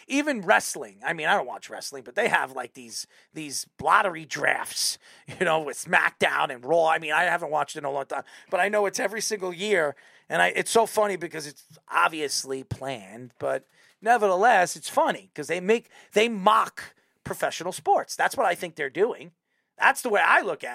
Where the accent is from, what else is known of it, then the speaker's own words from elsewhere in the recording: Patchogue, New York, United States; I'm from Patchogue.